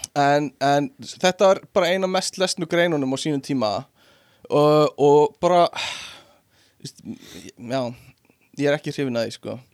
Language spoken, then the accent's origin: Icelandic; Iceland